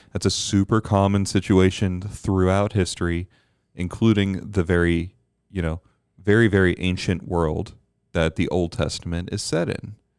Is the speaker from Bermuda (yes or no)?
yes; Bermuda; Growing up in Bermuda